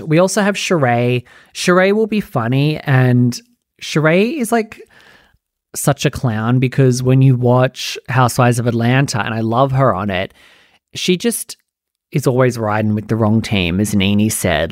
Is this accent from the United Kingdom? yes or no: no; Australia; I'm Australian